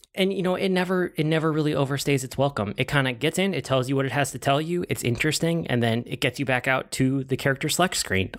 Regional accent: United States; I'm American

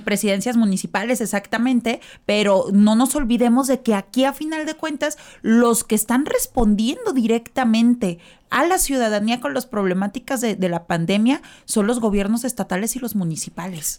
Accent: Mexico; nosotros como tal, como mexicanos, el pueblo, es exageradamente católico

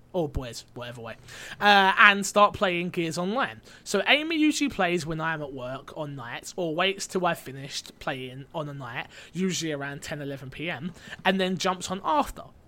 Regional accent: United Kingdom; I'm not American. They don't let, they don't let Brits on there.

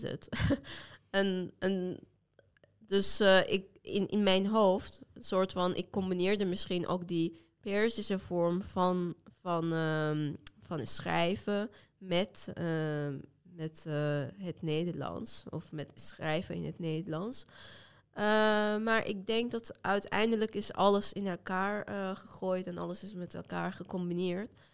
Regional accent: Iran; first language Azerbaijani Turkish; Dutch is a second language; moved away as an adult; now in Netherlands; ik kom uit Turks sprekende deel van Iran. Dus eigenlijk mijn moedertaal is Turks

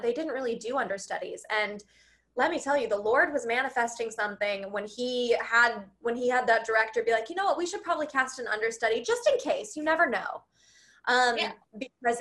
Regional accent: Oklahoma, United States; moved away; I grew up in Oklahoma

